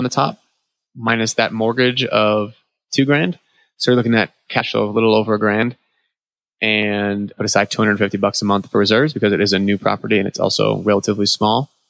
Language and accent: English; New England, United States; moved away; I'm from New England